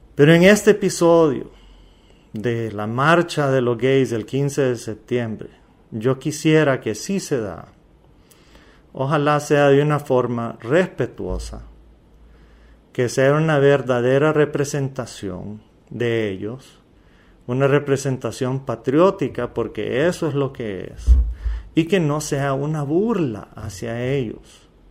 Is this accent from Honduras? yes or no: yes; Honduras